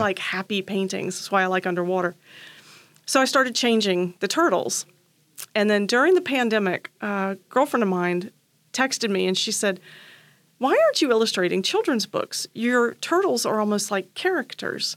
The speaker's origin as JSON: {"language": "English", "town": "Charleston", "region": "South Carolina", "country": "United States", "tie": "born or raised there", "also_born_or_lived": "Columbia, South Carolina", "lives_now": "Wilmington, United States"}